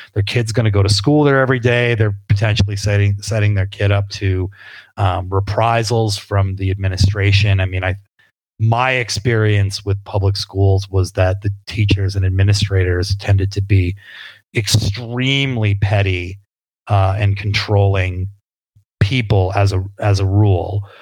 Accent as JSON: {"language": "English", "region": "New England", "country": "United States", "tie": "born or raised there", "said": "I grew up in New England"}